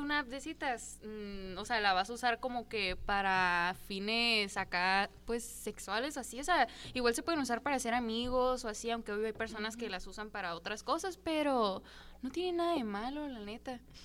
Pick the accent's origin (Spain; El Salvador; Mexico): Mexico; Santa Ana; como yo soy de Santana, mi pueblito está muy chiquito